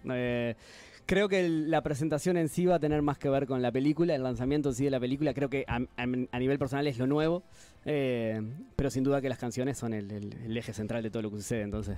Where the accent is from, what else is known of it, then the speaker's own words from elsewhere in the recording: Canelones, Uruguay; yo soy de Canelones